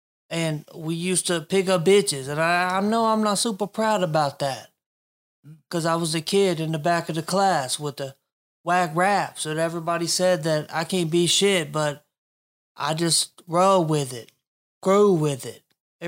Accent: the South, United States; I'm from the South. Yeah, I say y'all.

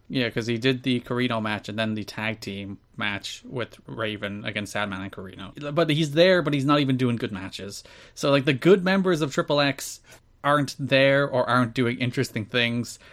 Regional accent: Ireland; as an Irishman

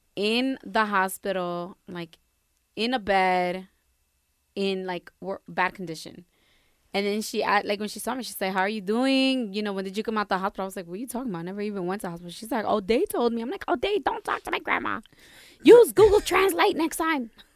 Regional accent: Perth Amboy, New Jersey, United States; first language Spanish; English is a second language; growing up in a town like Pertham, boy, I was Latina one hundred percent

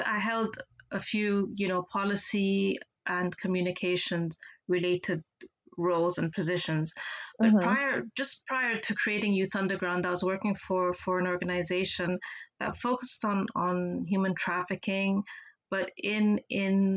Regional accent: Geneva, Switzerland; I'm from Geneva. I grew up, spent most of my life here

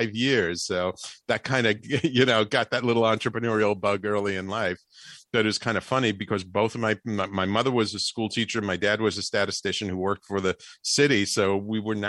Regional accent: New York, United States; as a little kid growing up in the Bronx

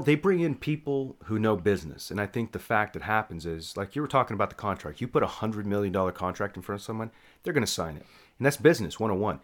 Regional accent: Texas, United States; also born or lived in San Antonio, Texas / Dallas, Texas / Houston, Texas; now in Austin, United States; born and raised in Hartford, Texas. I moved to San Antonio, then moved to Dallas.

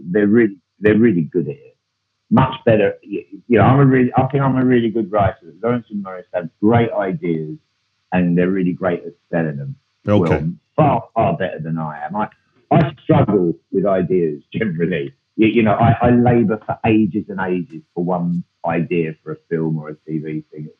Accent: London, United Kingdom; I grew up in Hackney

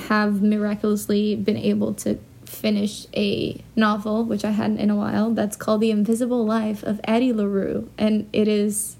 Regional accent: Brazil; moved away as an adult; also born or lived in London; now in New York, United States; I grew up in Brazil and I moved away when I was 18. I moved to London and then I lived there for 2 years and then I came to New York, and I've been here for 6.5 years

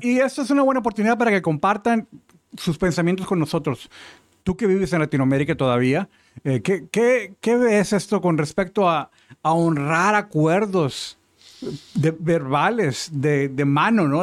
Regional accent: Mexico; moved away as an adult; now in United States; yo crecí en México

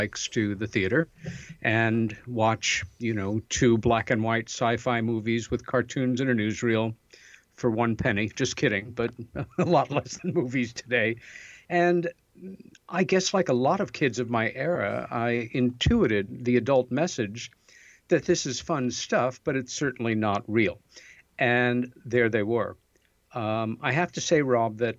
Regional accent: Long Island, New York, United States; our folks moved us out to Long Island and a very pretty little village out there

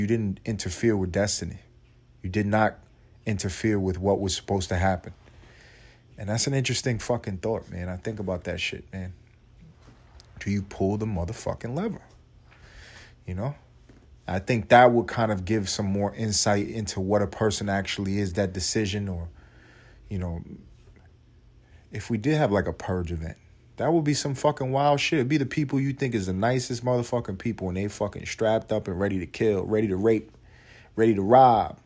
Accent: United States; I'm an American

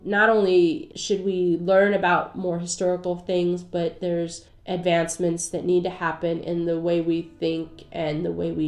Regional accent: the South, United States; I'm from the South

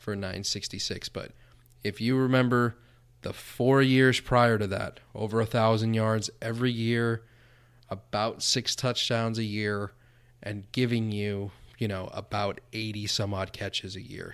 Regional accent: South Florida, United States; growing up in South Florida

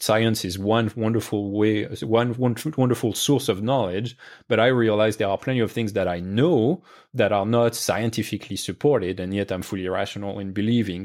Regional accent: France; moved away; I grew up in France

